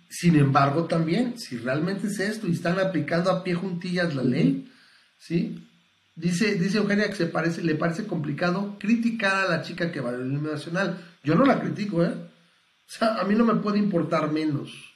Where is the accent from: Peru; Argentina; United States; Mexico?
Mexico; nací en México